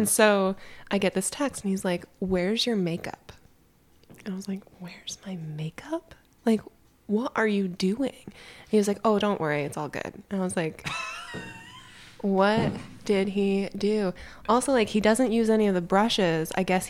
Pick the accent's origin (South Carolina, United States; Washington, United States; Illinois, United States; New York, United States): South Carolina, United States; Charleston; born there; I was born in Charleston, South Carolina. I don't remember it. We moved to...